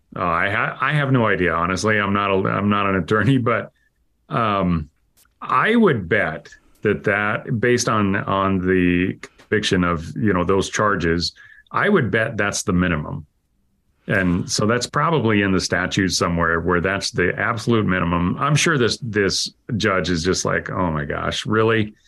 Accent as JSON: {"language": "English", "region": "Idaho", "country": "United States", "tie": "born or raised there", "said": "I grew up in Idaho and, uh, part of my life was on a farm"}